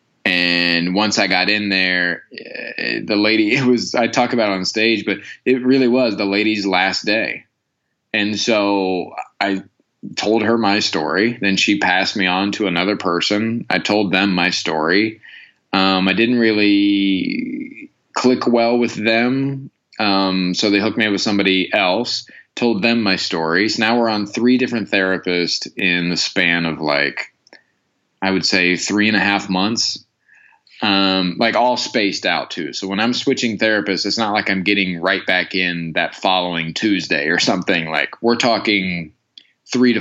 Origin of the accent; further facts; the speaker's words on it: Midwest, United States; now in Los Angeles, United States; I grew up in the Midwest